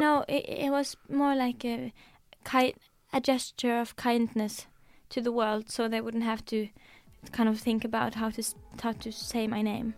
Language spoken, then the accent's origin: English; Norway; first language Norwegian; English is a second language; Norwegian is my first language